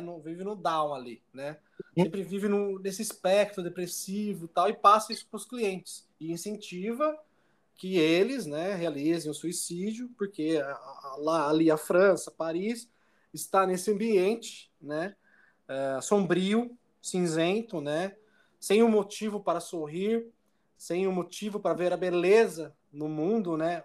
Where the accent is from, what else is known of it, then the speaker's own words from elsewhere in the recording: Jundiaí, São Paulo, Brazil; Jundiaí, cidade, né, de onde eu nasci